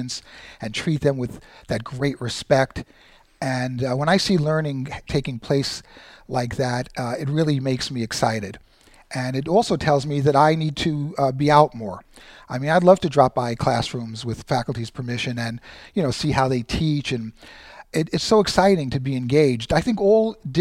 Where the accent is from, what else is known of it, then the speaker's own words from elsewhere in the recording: New York City, New York, United States; moved away as an adult; also born or lived in Queens, New York / Manhattan, New York; now in San Bernardino, United States; born and raised in Brooklyn